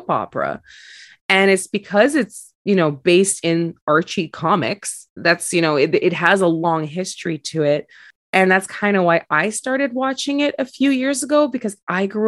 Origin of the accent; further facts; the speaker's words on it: Montreal, Quebec, Canada; I grew up in Montreal